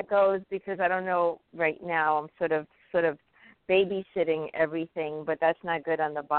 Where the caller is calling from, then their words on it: New York, United States; from New York.